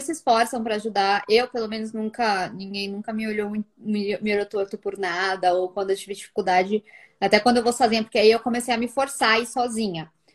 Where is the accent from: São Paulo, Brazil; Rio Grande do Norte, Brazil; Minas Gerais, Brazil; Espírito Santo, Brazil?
São Paulo, Brazil; Guarulhos; moved away as an adult; also born or lived in Milan, Italy; now in Italy; a gente veio do Guarulhos, São Paulo